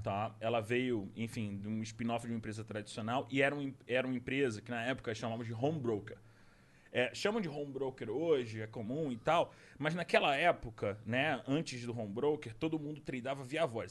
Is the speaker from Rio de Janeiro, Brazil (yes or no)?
yes; Rio de Janeiro, Brazil; moved away as an adult; also born or lived in Recife; now in São Paulo, Brazil; eu nasci em Recife, com um ano eu fui pro Rio, fui pra Tijuca, e aí da Tijuca eu fui pra Jardim Botânico, Jardim Botânico pra São Conrado